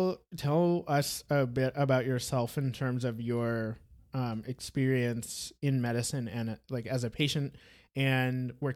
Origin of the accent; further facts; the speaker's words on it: Brazil; I'm Brazilian, even though I sound as American as it gets. I mean, I was born in Brazil